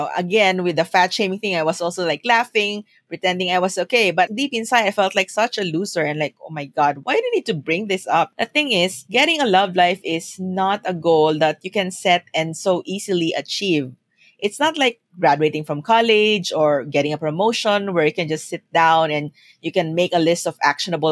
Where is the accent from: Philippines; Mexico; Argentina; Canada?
Philippines; moved away as an adult; also born or lived in Singapore; when I moved to Singapore from the Philippines